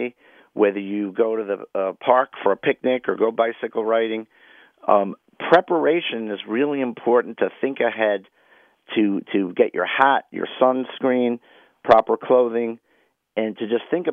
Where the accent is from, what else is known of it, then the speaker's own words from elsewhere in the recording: New York City, New York, United States; I grew up in Washington Heights